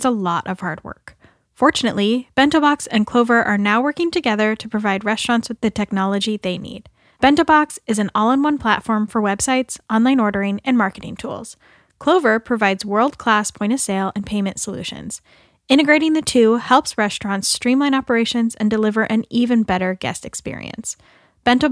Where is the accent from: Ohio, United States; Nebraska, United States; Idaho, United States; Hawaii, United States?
Idaho, United States; Boise; moved away as an adult; Boise has a special place in my heart because it's where I'm from